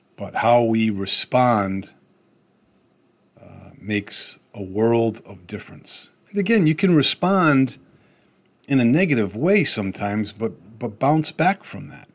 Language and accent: English; Rhode Island, United States; I'm from Rhode Island